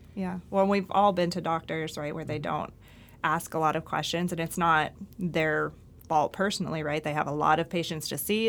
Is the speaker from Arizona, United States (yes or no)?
no; Pittsburgh, Pennsylvania, United States; I grew up in Pittsburgh